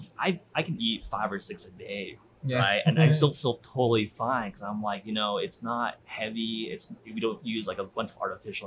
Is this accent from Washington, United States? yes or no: no; Provo, Utah, United States; also born or lived in Albuquerque, New Mexico; now in Provo, United States; I grew up in Utah, in Provo